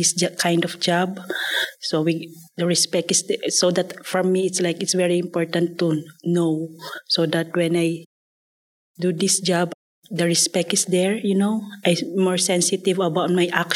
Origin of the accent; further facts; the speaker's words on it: Philippines; moved away as an adult; I'm originally from Philippines. I already live here for almost 10 years